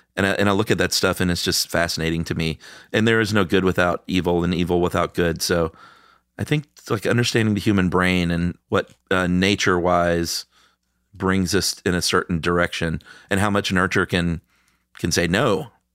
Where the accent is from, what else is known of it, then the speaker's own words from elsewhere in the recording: the American South, United States; I'm a boy from the American South